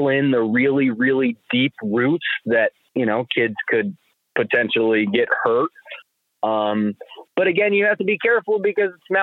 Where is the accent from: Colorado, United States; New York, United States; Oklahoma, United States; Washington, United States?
New York, United States; New Salem; also born or lived in Voorheesville, New York; I grew up in New Salem